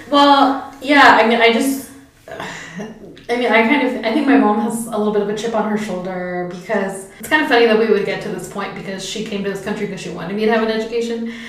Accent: a suburb of San Francisco, California, United States; moved away as an adult; also born or lived in West Oakland / New Haven; growing up in a suburb of it

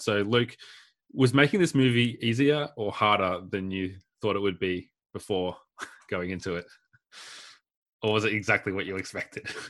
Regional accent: Warrnambool, Victoria, Australia; I grew up in Warrnambool

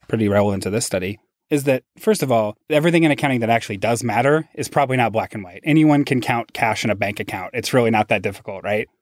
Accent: Seattle, Washington, United States; moved away as an adult; also born or lived in Massachusetts; my hometown in Seattle

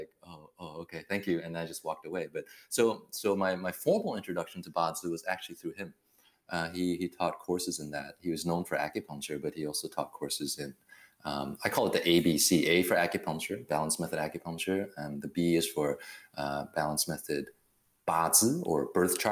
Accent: Taiwan; moved away; also born or lived in Berkeley, California; I was born in Taiwan

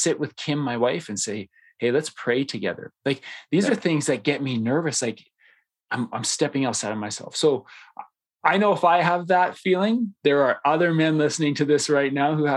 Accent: Canada; I happen to be the only Canadian cat in it, and so I get made fun of for my accent all the time

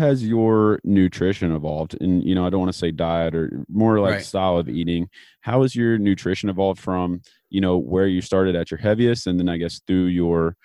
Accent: Kentucky, United States; I'm from Kentucky

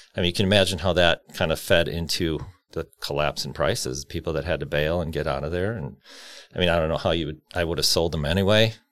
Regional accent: Cudahy, Wisconsin, United States; also born or lived in San Bernardino, California; I grew up in Cudahy

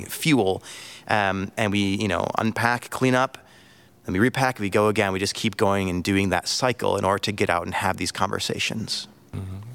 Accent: United States; moved away as an adult; also born or lived in Angola; being an American.

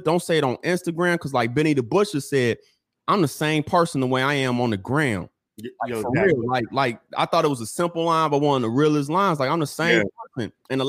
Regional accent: Chicago, Illinois, United States; I'm from Chicago

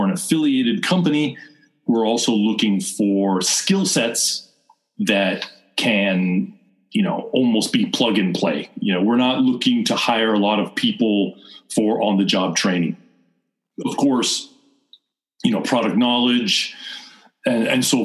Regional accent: Seattle, Washington, United States; moved away as an adult; also born or lived in Osaka, Japan; now in Japan; I went back to the United States, to my hometown, Seattle

